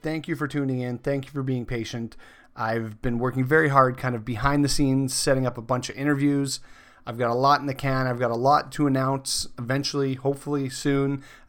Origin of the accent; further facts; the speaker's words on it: Saskatchewan, Canada; moved away as an adult; I mean, like growing up, I grew up in Saskatchewan.